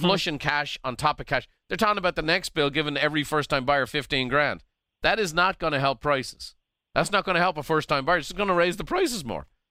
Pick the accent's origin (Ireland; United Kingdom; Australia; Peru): Ireland; now in United States; I'm a, an American by choice, Irish by birth